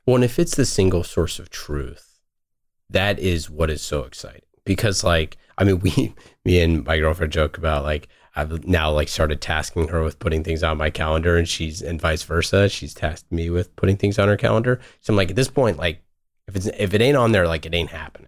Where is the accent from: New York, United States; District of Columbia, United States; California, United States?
California, United States; Oakland; I grew up in Oakland